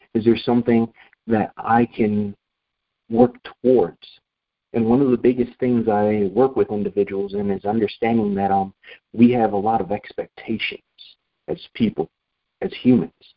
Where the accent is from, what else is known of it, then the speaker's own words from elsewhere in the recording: Rochester, New York, United States; moved away as an adult; Rochester, New York, where I was born and raised until I was 18, 19 years old